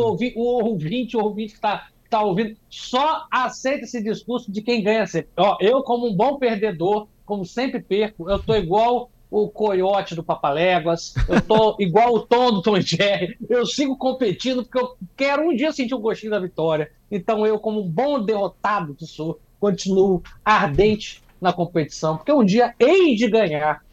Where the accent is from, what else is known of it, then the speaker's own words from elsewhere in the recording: Espírito Santo, Brazil; também sou do Espírito Santo